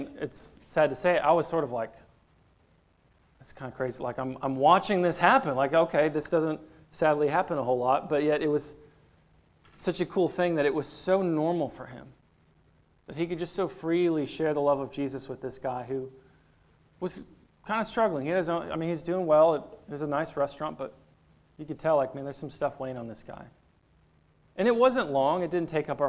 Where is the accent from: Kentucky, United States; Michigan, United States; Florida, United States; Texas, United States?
Michigan, United States; near Dearborn; moved away; also born or lived in Chicago; growing up in Michigan, I grew up not too far from a town called Dearborn